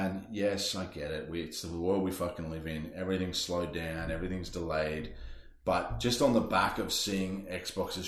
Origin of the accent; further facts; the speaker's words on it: Queensland, Australia; As an Australian, as a Queenslander